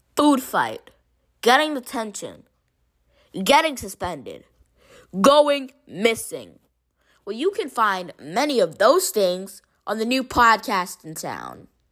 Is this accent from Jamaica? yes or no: yes; Jamaica; I'm Jamaican